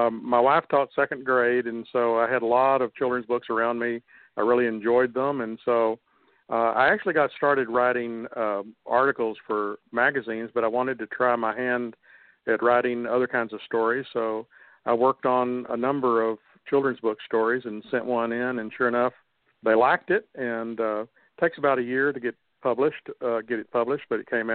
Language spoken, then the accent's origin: English; Dallas, Texas, United States; I grew up in Dallas, went to Dallas schools